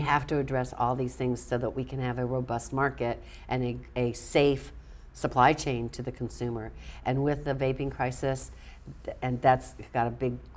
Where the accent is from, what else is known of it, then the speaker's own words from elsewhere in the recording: Florida, United States; moved away; also born or lived in New Orleans, Louisiana; I'd go back home in Louisiana, and I was raised in Florida. My dad was a NASA guy